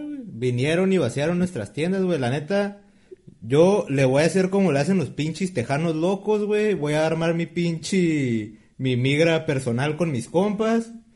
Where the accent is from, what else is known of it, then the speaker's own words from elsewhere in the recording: Tijuana, Baja California, Mexico; somos de Tijuana